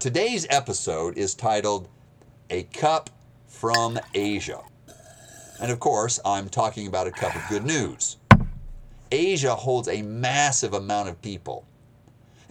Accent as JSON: {"language": "English", "region": "Maine", "country": "United States", "tie": "born or raised there", "also_born_or_lived": "Montana / Moscow, Russia", "moved": "yes", "lives_now": "Georgia, United States", "said": "I was born in Montana, raised in Maine. I lived 7 winters in Moscow, Russia"}